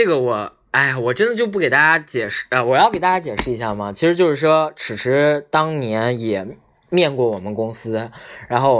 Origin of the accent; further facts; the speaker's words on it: Northeast China, China; 其实我是东北人啊